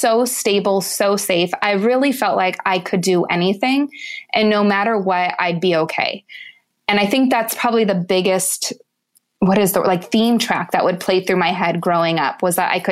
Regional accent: Lancaster, California, United States; I grew up in Southern California in a town called Lancaster.

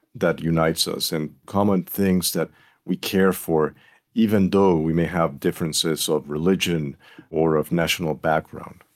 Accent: Puerto Rico; moved away as an adult; now in North Carolina, United States; I'm a native of Puerto Rico. That is where I was born, where I was raised

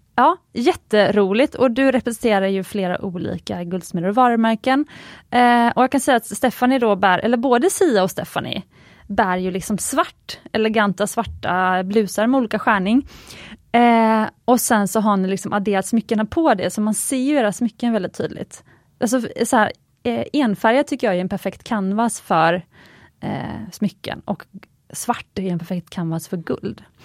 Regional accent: Gothenburg, Västra Götaland, Sweden; Jag är ju från Göteborg och min mamma har alltid köpt smycken på Jarl Sandin

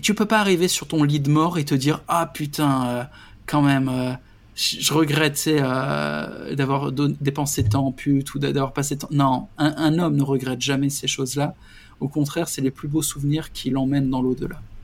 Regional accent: France; moved away; je suis français

